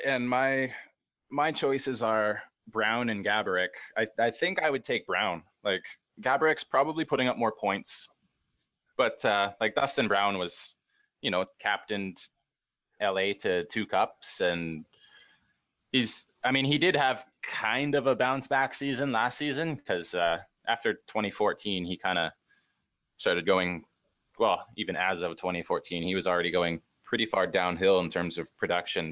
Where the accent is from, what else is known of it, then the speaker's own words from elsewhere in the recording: Great Plains of Western Canada, Canada; I'm from the Great Plains of Western Canada.